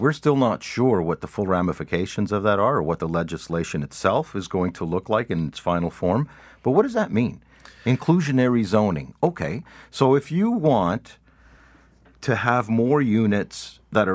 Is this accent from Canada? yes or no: yes; Canada; No, we're Canadian.